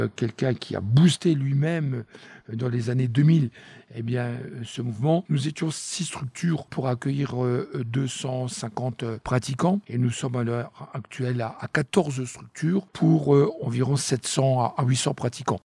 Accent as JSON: {"language": "French", "country": "France", "said": "chez nous en France"}